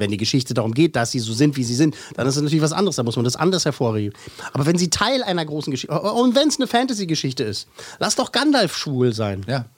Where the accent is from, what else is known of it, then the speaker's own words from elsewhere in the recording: Germany; Bei uns in Deutschland